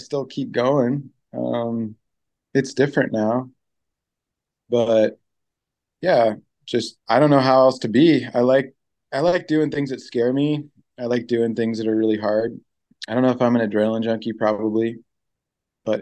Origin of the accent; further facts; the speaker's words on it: Orange County, California, United States; moved away as an adult; also born or lived in Seal Beach / Long Beach; now in Pacific Northwest, United States; growing up in Orange County, where everything is so much concrete